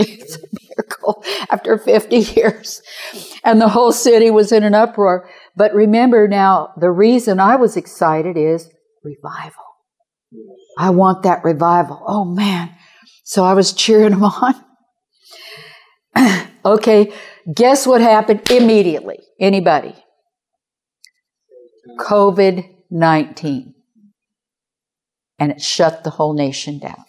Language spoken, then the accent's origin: English; Kansas City, Missouri, United States; I'm from Kansas City, by the way, Kansas City, Missouri.